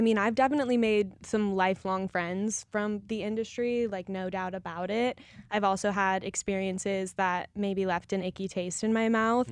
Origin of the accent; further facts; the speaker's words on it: Colorado, United States; I'm from Colorado